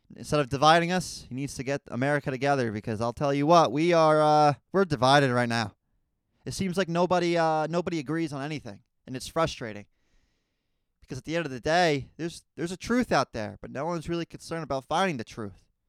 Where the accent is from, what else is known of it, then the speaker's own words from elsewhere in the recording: United States; as a American citizen